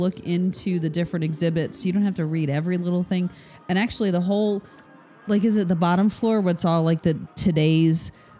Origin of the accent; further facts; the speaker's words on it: Chicago, Illinois, United States; I'm originally from Chicago, so seeing all the various Chicago, mob, Vegas ties was really cool.